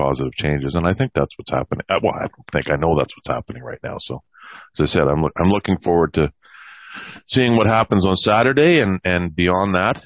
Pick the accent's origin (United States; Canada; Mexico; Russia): Canada; as a Canadian